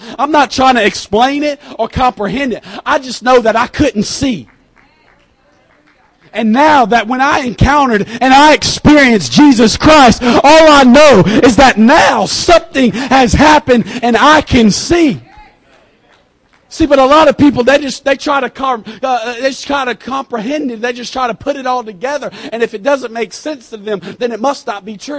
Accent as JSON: {"language": "English", "country": "United States", "said": "I'm from America"}